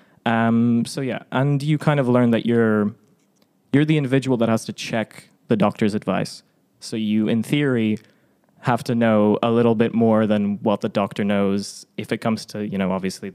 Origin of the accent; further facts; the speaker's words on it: Ireland; also born or lived in Poland; I was born in Poland, spent very little time there, although all my family's from there, and swiftly moved to Ireland when I was very young, and hence no Eastern European sounding accent